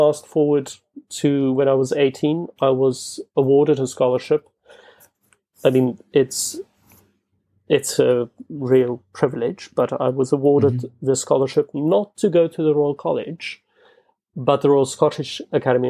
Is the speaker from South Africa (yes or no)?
yes; Bloemfontein, Free State, South Africa; English is a second language; moved away as an adult; also born or lived in Scotland / United States; now in London, United Kingdom; Bloemfontein, which is the city that I grew up in South Africa